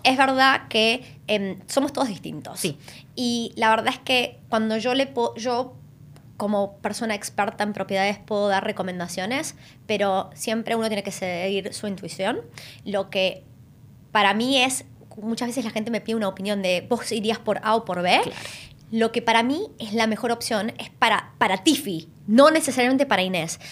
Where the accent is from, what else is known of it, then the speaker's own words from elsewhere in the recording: Argentina; moved away as an adult; now in Australia; Las dos somos argentinas.